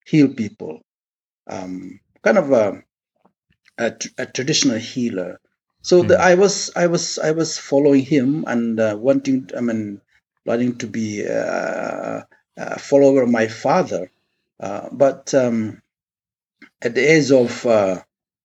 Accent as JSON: {"language": "English", "country": "India", "said": "I was born and brought up in the Akuki primal religion. That is traditional religion, somewhat, although we are part of India"}